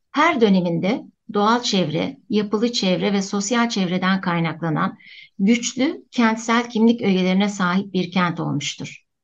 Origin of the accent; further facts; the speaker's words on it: Antakya, Hatay, Turkey; now in Istanbul, Turkey; Antakya'da doğdum, Antakya'da büyüdüm. İnönü İlkokulu, Merkez Ortaokulu ve Antakya Lisesi'nde okudum.